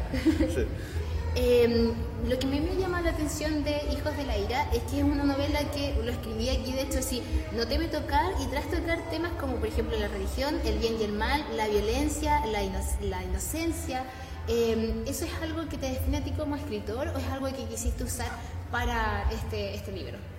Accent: Chile; nosotros como chilenos

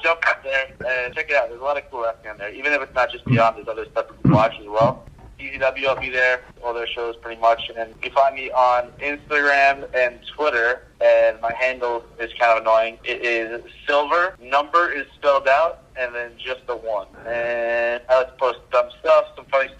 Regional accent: Long Island, New York, United States; I'm from Long Island

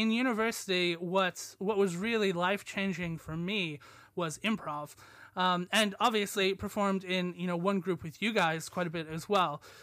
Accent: United States; moved away as an adult; now in Leeds, United Kingdom; I'm American

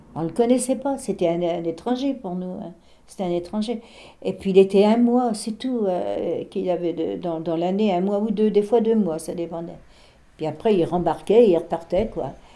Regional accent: Barbâtre, Pays de la Loire, France; chez nous à Barbate, les, les, Allemands, ils étaient dans notre classe. On allait à l'école dans une petite maison.

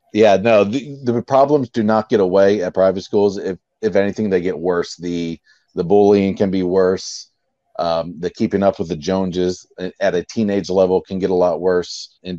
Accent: Baltimore, Maryland, United States; born there; now in St. Augustine, United States; But we like I'm in St. Augustine, so we don't have one in our region. But yeah, I was born in Baltimore, so Orioles.

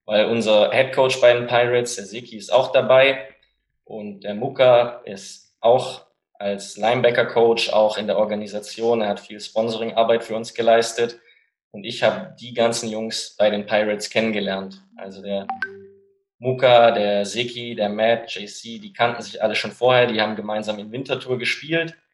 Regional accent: Stuttgart, Baden-Württemberg, Germany; born there; Ich bin 25. Ich bin in Stuttgart geboren.

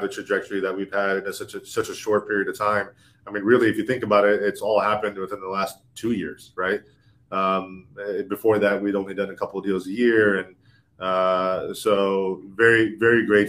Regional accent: Orlando, Florida, United States; moved away as an adult; now in Los Angeles, United States; I'm from Orlando, Florida

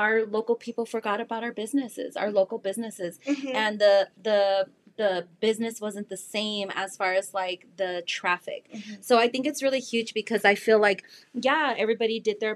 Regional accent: El Paso, Texas, United States; also born or lived in California; I was not born here. We lived in California before we moved back to El Paso

